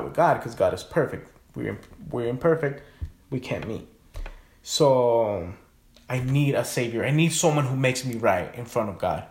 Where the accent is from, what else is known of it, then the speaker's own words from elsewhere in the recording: Guatemala; moved away; also born or lived in California; I grew up in Guatemala, but I was born in California.